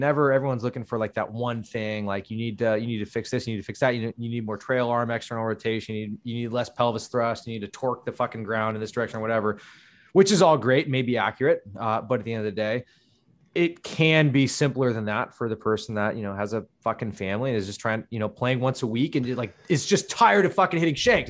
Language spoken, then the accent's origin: English; Menlo Park, California, United States; also born or lived in Redwood City; I grew up in Menlo Park